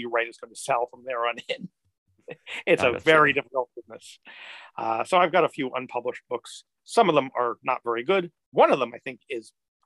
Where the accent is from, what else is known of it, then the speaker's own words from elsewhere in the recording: Bethpage, New York, United States; I grew up on Long Island, Bethpage, Long Island